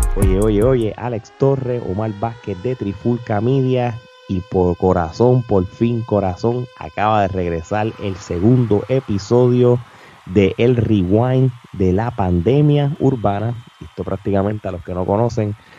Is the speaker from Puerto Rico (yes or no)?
yes; Puerto Rico; nosotros dos como puertorriqueños